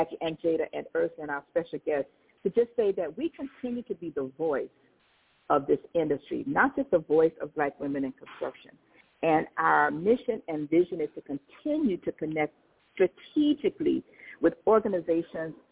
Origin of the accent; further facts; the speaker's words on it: New Orleans, Louisiana, United States; We are native New Orleanians.